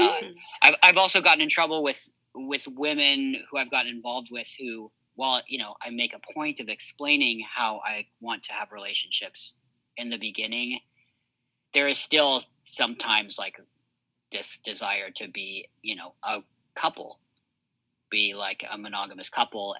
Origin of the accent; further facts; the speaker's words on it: United States; I grew up in America